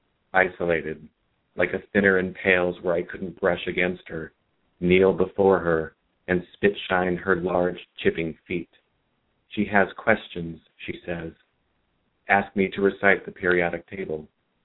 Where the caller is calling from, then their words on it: Santa Ana, California, United States; I'm in Santa Ana.